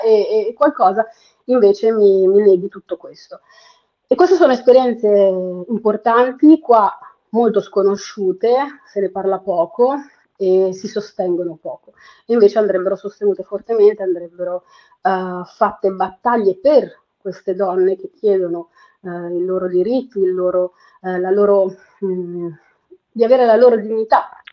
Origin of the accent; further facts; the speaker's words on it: Perugia, Umbria, Italy; moved away as an adult; now in Milan, Italy; io sono nata e cresciuta a Perugia, Umbria, Italia